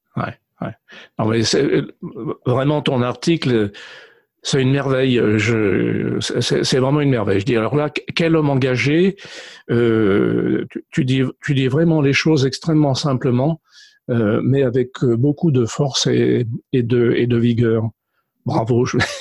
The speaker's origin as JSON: {"language": "French", "country": "France", "said": "chez nous en France"}